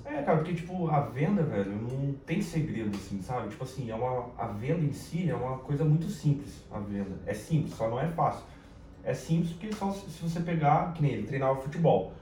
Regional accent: Caçapava, São Paulo, Brazil; accent: paulista; moved away as an adult; now in Rio de Janeiro, Brazil; E eu sou de São Paulo, né? Da capital. É, quando eu fui criança, fui pro interior de, de São Paulo, principalmente Caçapava

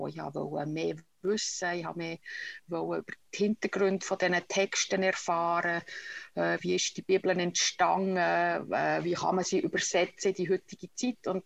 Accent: Utzenstorf, Bern, Switzerland; accent: Bernese German; Äh, meine Wurzeln sind der, wo der Kanton Bern am, Flech, am flächsten ist. in äh, Utzisdorf bin ich aufgewachsen. Das ist zwischen Burgdorf und Solothurn im Berner Mittelland.

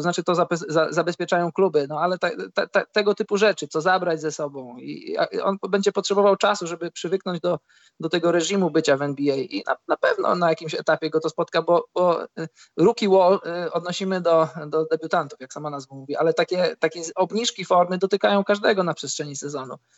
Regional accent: Poland; moved away; jestem z Polski

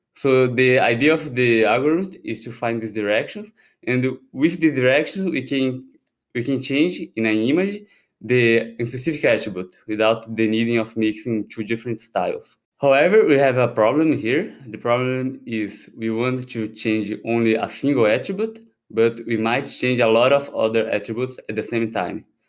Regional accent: Brazil; moved away as an adult; now in Paris, France; I'm originally from Brazil, although I have these Japanese names

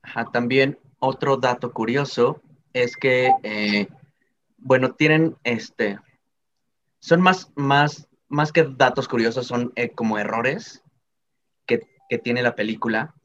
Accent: Mexico; como mexicano

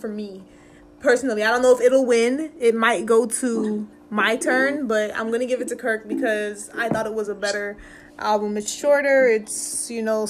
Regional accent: Florida, United States; we're from Florida

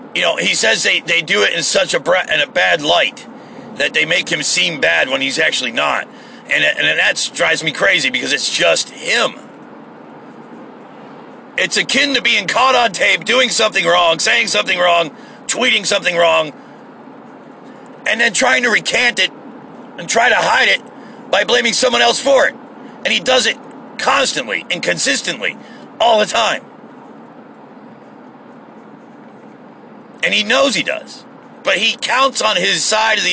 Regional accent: United States; as an American

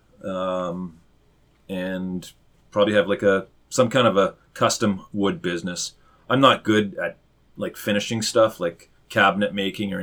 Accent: Vancouver Island, British Columbia, Canada; I got to stay with my hometown area, Vancouver Island

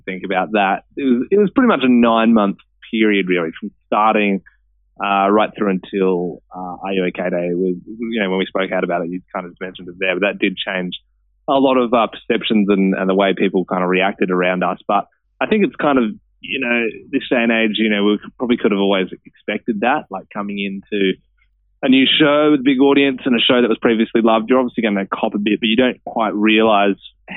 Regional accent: Australia; I was born in Australia

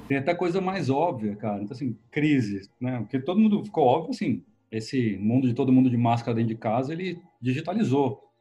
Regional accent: Brazil; moved away; eu é sou nascido e criado no Brasil

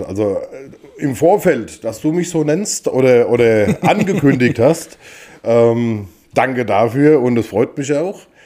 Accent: Wiesen, Bavaria, Germany; moved away; wir kommen quasi aus dem Landkreis Aschaffenburg, in dem Fall äh, aus Wiesen im Spessart

